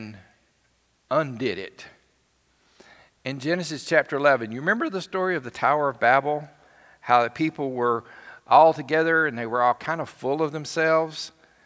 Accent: Alabama, United States; I'm from Alabama

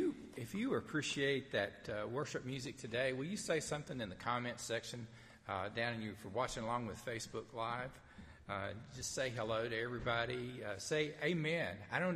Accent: the South, United States; accent: southern; how I sound when I try to speak Greek in my southern accent.

